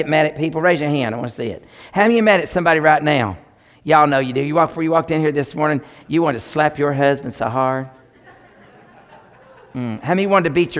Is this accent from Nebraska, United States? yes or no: no; Tennessee, United States; I'm from Tennessee